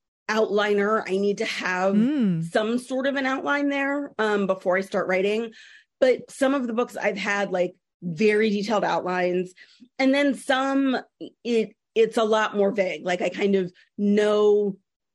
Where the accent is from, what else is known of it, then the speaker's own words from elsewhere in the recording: California, United States; I'm from California.